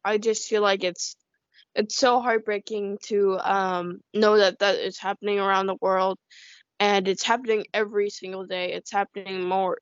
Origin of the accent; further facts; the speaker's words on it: United States; also born or lived in China; I feel like I'm more American, definitely, because you know nobody else in my community is really Chinese